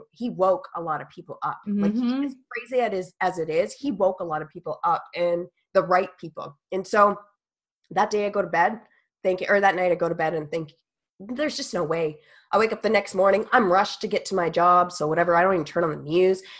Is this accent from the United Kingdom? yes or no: no; Canada; I'm a Canadian, y'all, like Canadian